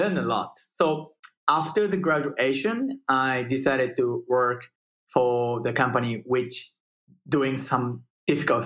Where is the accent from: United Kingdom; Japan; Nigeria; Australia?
Japan; moved away as an adult; now in Austin, United States; I'm coming from Japan